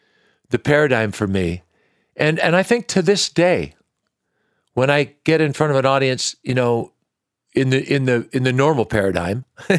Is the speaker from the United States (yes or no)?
yes; Washington, United States; I grew up in Washington State.